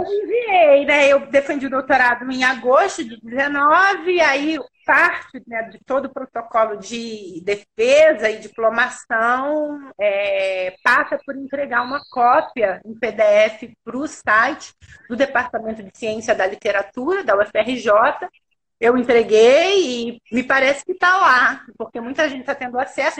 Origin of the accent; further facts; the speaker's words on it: Rio de Janeiro, Brazil; eu sou carioca, eu sou do Rio